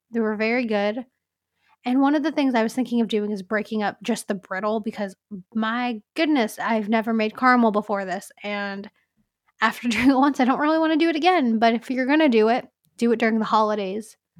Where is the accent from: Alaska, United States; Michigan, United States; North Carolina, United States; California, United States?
California, United States; growing up in California